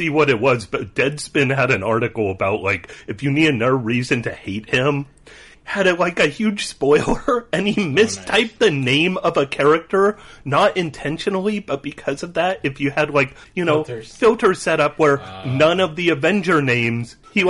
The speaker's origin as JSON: {"language": "English", "country": "United States", "said": "Hey, I don't have to spell good. I'm American."}